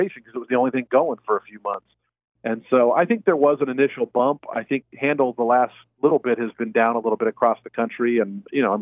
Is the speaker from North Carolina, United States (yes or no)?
no; Seattle, Washington, United States; moved away; it's my hometown race back in Seattle